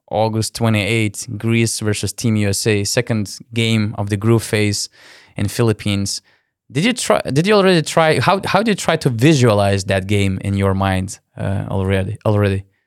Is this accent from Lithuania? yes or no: yes; Lithuania; I'm from Lithuania